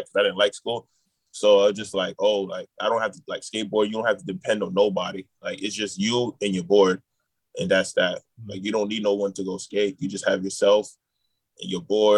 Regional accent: New York City, New York, United States; Growing up in Queens

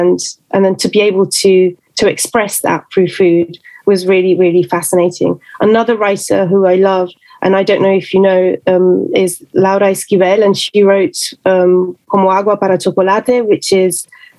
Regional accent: London, United Kingdom; born there; also born or lived in Venezuela; Yes, I'm half Venezuelan and half Italian, but I was born in London and I moved around a lot throughout my whole life. I lived in Venezuela, in different countries.

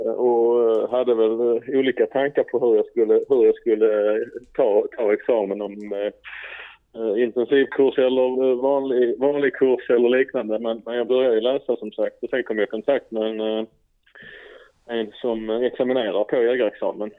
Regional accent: Skåne, Sweden; bosatt i Skåne och kommer från Skåne

